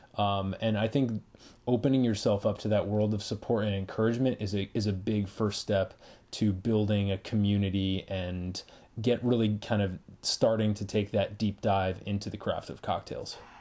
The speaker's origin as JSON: {"language": "English", "region": "Massachusetts", "country": "United States", "moved": "yes", "said": "I am originally from Massachusetts."}